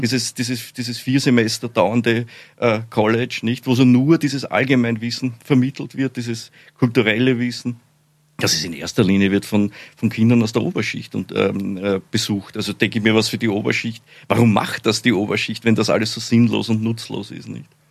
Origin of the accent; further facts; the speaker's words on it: Austria; accent: Austrian; bin ja Österreicher, wie Sie wahrscheinlich alle, alle leicht hören Hört können